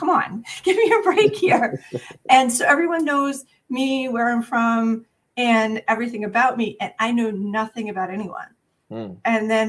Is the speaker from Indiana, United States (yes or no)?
no; Pennsylvania, United States; also born or lived in New Hampshire; So I grew up outside Philadelphia.